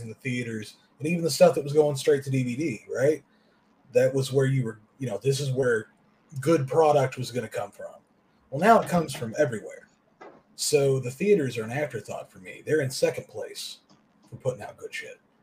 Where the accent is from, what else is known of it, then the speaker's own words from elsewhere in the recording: the South, Kentucky, United States; I grew up in the South